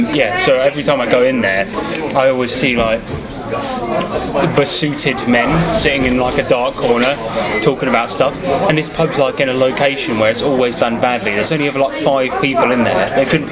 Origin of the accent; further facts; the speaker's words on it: United Kingdom; we're British guys